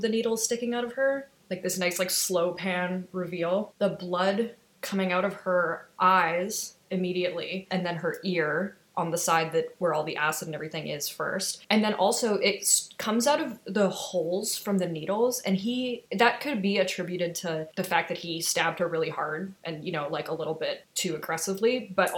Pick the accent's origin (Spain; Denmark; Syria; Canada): Canada; the Midwest in Canada, the Prairies; I grew up in the Midwest in Canada